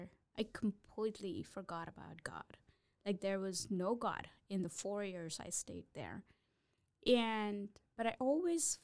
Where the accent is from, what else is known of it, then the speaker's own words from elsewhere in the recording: South India, India; moved away as an adult; now in United States; So I'm originally from India, South India. I was born, raised there.